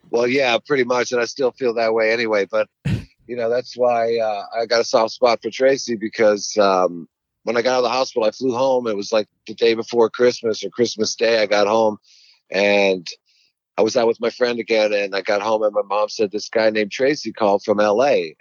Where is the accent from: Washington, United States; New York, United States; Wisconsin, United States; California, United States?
New York, United States; moved away; also born or lived in Los Angeles; I grew up mostly on uh, Long Island, Queens, Long Island, Harlem